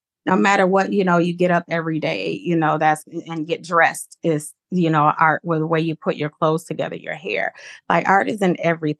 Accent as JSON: {"language": "English", "town": "Zion", "region": "Illinois", "country": "United States", "tie": "born or raised there", "said": "So I am from Zion, Illinois. I grew up in Zion. I went to Zion Benton High School, graduated there."}